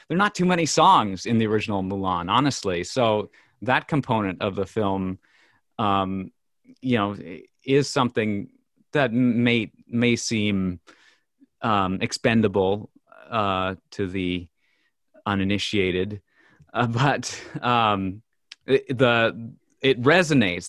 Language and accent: English; Minnesota, United States; we're from Minnesota